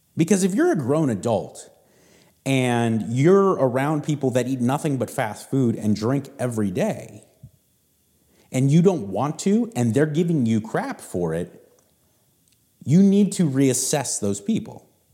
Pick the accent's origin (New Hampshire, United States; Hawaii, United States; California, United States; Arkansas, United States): California, United States; Southern; I grew up in Southern California